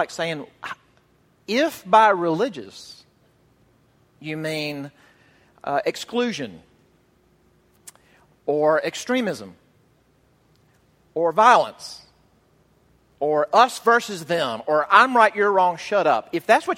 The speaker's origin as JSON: {"language": "English", "region": "Mississippi", "country": "United States", "tie": "born or raised there", "said": "my home state of Mississippi"}